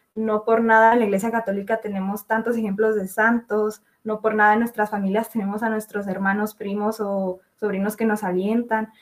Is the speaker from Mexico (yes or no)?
yes; Chihuahua, Mexico; soy de Chihuahua, México, y tengo 20 años